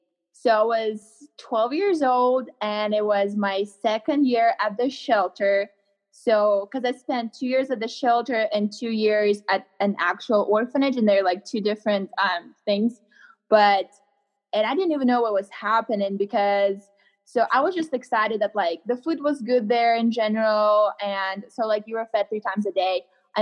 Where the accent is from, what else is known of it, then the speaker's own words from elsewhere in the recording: Louisiana, United States; now in Colorado, United States; So I live in Colorado now. In Colorado. I'm like originally from Louisiana